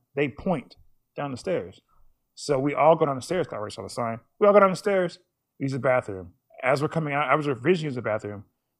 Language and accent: English; United States; They know I'm American.